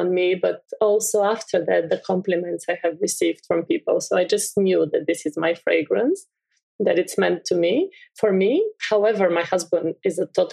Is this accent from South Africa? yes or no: no; Bulgaria; I'm from Bulgaria. I grew up with these beautiful fields.